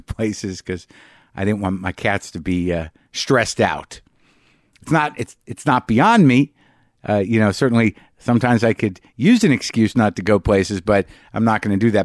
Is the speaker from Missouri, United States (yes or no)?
no; New Mexico, United States; I grew up in Alfalfa